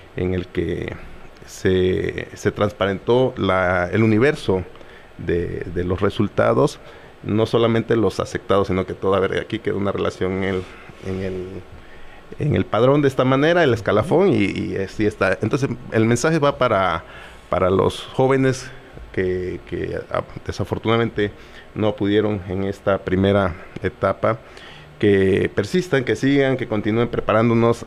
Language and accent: Spanish; coast of Guerrero, Mexico; now in Chilpancingo, Mexico; mi pueblo, en la costa